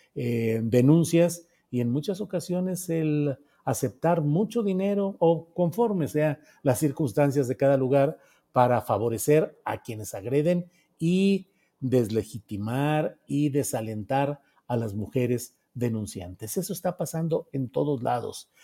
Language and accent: Spanish; Mexico; como mexicanos